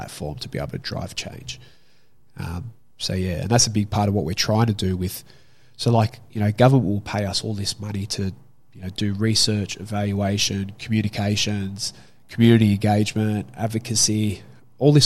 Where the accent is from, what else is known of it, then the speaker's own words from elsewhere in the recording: Sydney, New South Wales, Australia; I grew up in Glebe